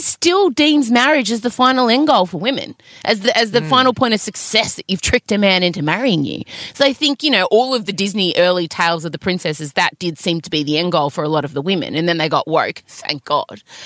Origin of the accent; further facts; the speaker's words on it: Melbourne, Victoria, Australia; I'm from Melbourne